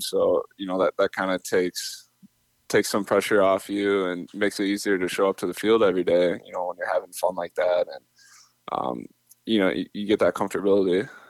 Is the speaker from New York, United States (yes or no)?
no; Minnesota, United States; I'm from Minnesota